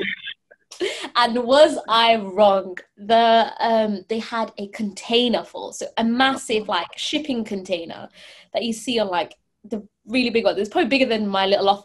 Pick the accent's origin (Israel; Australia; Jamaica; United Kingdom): United Kingdom; Leicester, East Midlands; I'm from Leicester, which is pretty much the head of fast fashion